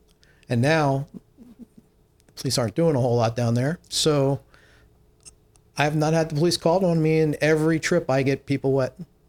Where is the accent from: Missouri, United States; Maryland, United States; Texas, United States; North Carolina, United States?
Maryland, United States; Magothy River; also born or lived in Long Island, New York (summers); When I grew up on the Magothie